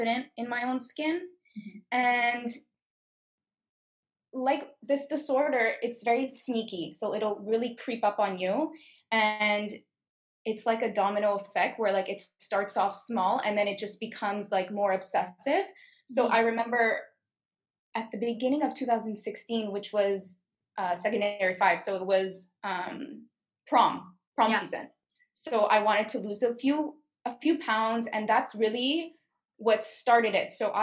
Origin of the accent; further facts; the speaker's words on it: Montreal, Quebec, Canada; I'm 21 years old, born and raised in Montreal